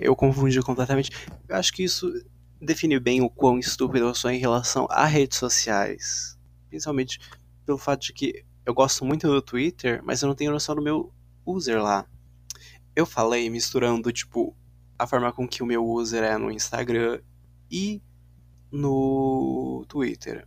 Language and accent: Portuguese; Paraná, Brazil; Eu sou do sul, né? Sou do Paraná, não tenho o que fazer, tenho sotaque